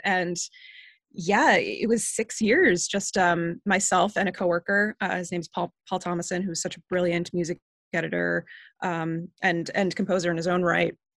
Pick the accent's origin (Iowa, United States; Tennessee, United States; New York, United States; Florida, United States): New York, United States; Northport; also born or lived in Queens, New York; I grew up on Long Island in this town called Northport